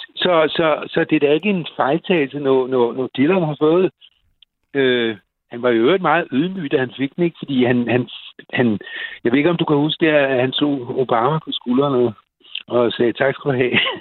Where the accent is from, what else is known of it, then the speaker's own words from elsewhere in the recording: Copenhagen, Capital Region of Denmark, Denmark; os københavnere